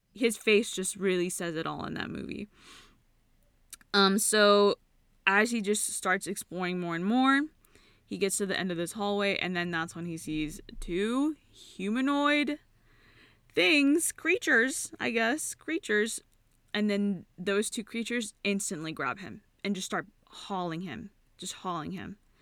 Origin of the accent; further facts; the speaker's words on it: California, United States; I'm from California